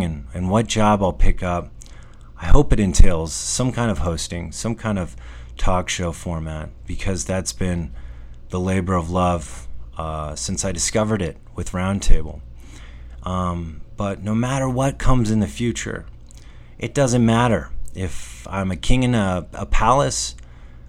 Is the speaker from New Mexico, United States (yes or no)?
yes; New Mexico, United States; Being back in New Mexico, sure, it's my hometown